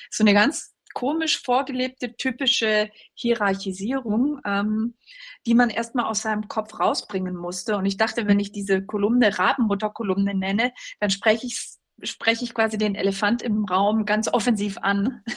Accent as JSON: {"language": "German", "region": "West Germany", "country": "Germany", "tie": "born or raised there", "said": "ich bin also in, in Westdeutschland groß geworden."}